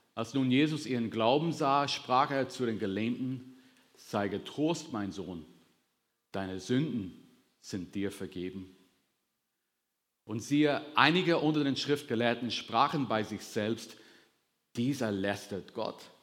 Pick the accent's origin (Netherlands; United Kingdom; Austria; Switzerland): United Kingdom; Northern Ireland; moved away as an adult; now in Germany; ich komme aus Nordirland. Ich bin mit 19 Jahren in der Gegend hier hingezogen